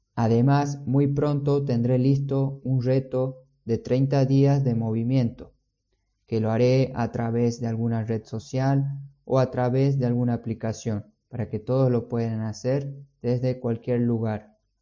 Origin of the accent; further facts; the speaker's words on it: San Miguel de Tucumán, Tucumán, Argentina; moved away; yo vengo de Tucumán, de Argentina, no tenemos playa, pero teníamos muchos parques y además el cerro